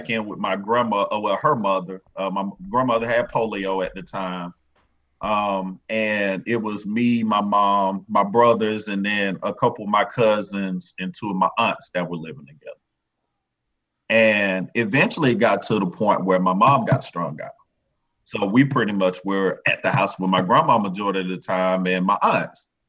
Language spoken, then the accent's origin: English; Daytona Beach, Florida, United States; moved away; also born or lived in Marietta, Georgia; I'm originally from Daytona Beach, Florida